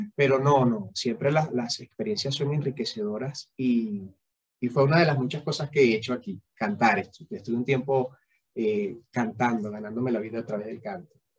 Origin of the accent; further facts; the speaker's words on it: Venezuela; moved away as an adult; como venezolanos